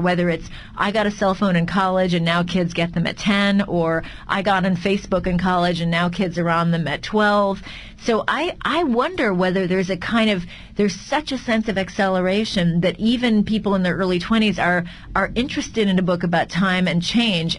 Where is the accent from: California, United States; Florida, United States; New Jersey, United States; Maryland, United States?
California, United States; I was from Calif- well, from California, so very far from Europe